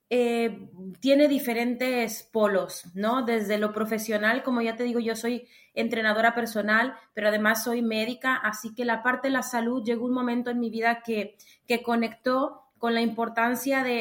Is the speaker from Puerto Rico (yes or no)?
no; Mexico; moved away as an adult; also born or lived in Granada, Spain; yo soy mexicana.